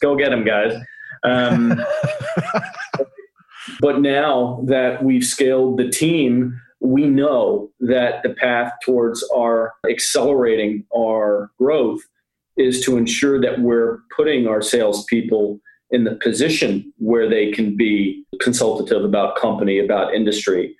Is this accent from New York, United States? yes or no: yes; New York area, United States; i am from the New York area uh, originally